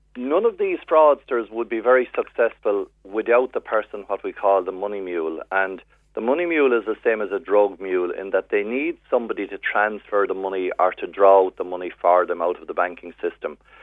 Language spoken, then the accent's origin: English; West Cork, Munster, Ireland; now in Dublin, Ireland; I'm from West Cork, born and reared